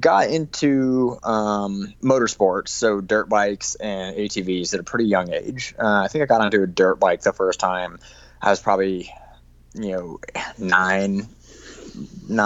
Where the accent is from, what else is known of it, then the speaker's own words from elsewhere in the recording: Park City, Utah, United States; also born or lived in Salt Lake City; technically I grew up in Park City